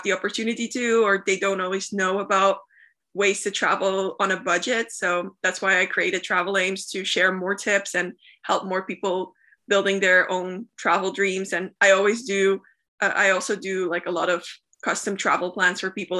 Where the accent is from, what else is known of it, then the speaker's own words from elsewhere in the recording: Flemish part of Belgium, Flanders, Belgium; first language Dutch; English is a second language; also born or lived in United States; I speak Dutch. That's my mother language. That's where I grew up in Belgium, in the Flemish part